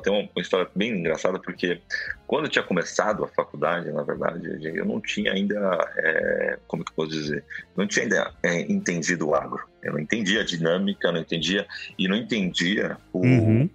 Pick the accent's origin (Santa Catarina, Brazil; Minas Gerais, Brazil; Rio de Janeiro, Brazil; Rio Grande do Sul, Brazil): Rio Grande do Sul, Brazil; Porto Alegre; also born or lived in Santos / Spain; now in São Paulo, Brazil; Eu sou natural de Rio Grande do Sul, de Porto Alegre